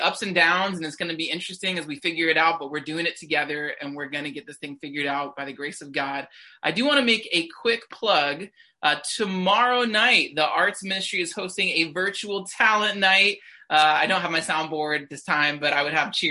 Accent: New Jersey, United States; now in New York City, United States; I grew up in New Jersey right across the river

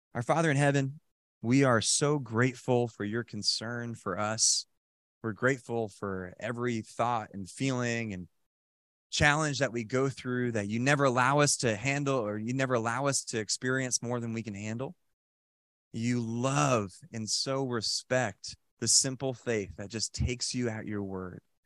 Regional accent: Randolph, New Jersey, United States; I was, uh, kinda born and raised in Randolph, New Jersey, and so I was in Randolph High School

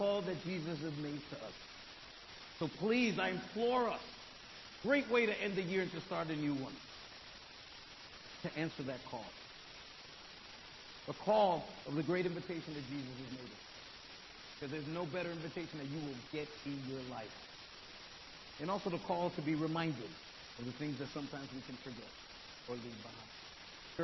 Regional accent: New York City, New York, United States; I'm from Brooklyn

